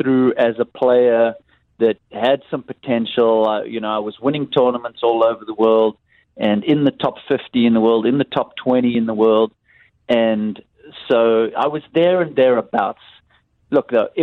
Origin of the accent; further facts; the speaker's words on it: Cape Town, Western Cape, South Africa; a young kid growing up in South Africa, in Cape Town